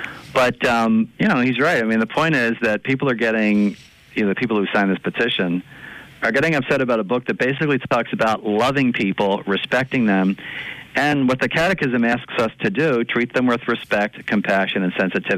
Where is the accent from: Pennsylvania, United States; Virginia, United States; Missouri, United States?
Pennsylvania, United States; Philadelphia; I'm from Philadelphia